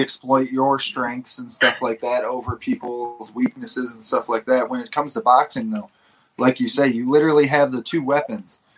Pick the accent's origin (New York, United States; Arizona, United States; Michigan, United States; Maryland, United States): Michigan, United States; Detroit; I'm from Detroit and that's fight fan from the 313